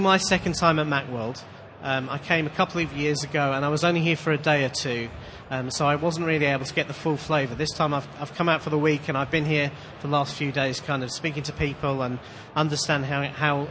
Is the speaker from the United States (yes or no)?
no; Manchester, North West England, United Kingdom; as you can probably tell from my accent, I'm not a particularly local boy. I'm from Manchester in the United Kingdom.